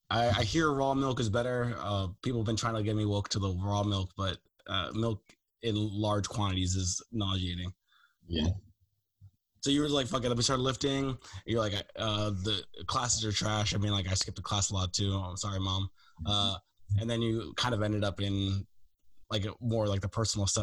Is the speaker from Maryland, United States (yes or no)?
yes; Baltimore, Maryland, United States; moved away as an adult; now in West Coast, United States; I grew up in Baltimore.